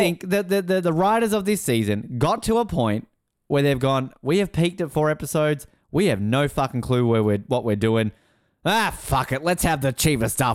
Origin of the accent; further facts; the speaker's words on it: Australia; I'm Australian